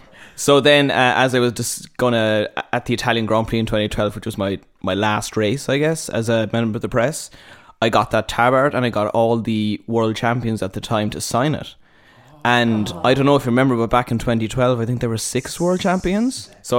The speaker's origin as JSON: {"language": "English", "town": "Cork", "region": "Munster", "country": "Ireland", "said": "I am from Cork"}